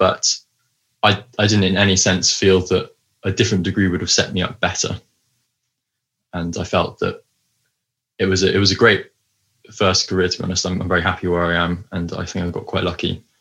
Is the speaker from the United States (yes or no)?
no; High Wycombe, South East England, United Kingdom; moved away as an adult; also born or lived in Cambridge; now in London, United Kingdom; I grew up in High Wycombe, but I now live in London.